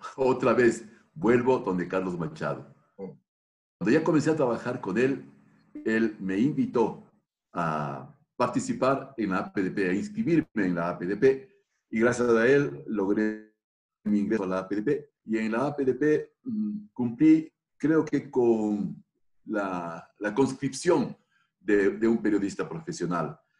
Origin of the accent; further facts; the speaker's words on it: Quito, Pichincha, Ecuador; como suelen decir en mi tierra, soy quiteño de Quito